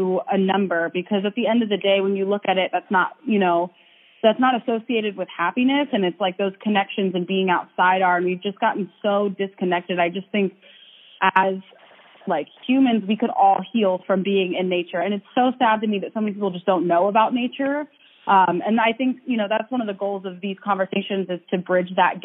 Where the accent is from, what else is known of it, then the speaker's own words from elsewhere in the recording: Ohio, United States; moved away; I also grew up in Ohio